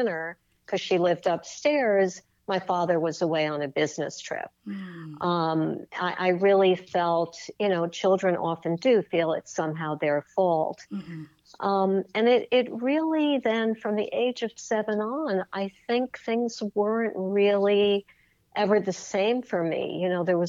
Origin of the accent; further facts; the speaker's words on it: New York City, New York, United States; I'm a born and bred New Yorker. I grew up on the Upper West Side in Manhattan